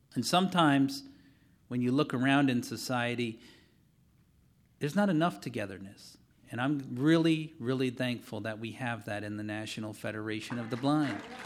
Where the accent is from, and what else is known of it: Wisconsin, United States